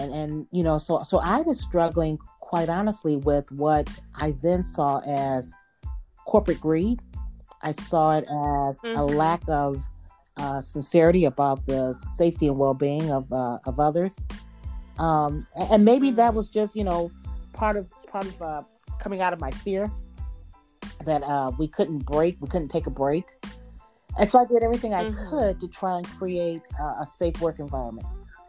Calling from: Ohio, United States; I'm calling from Ohio

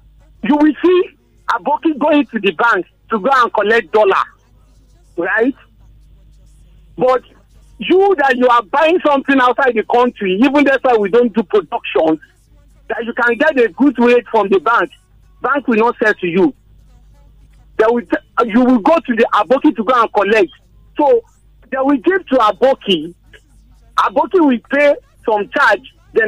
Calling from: Lagos, Nigeria; I'm calling from Lagos, Maryland.

